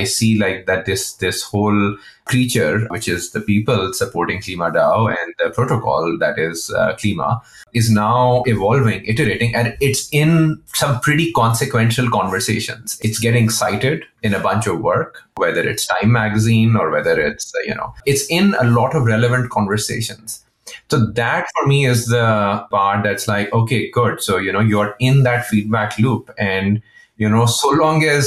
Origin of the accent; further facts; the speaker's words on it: Pakistan; I'm from Pakistan.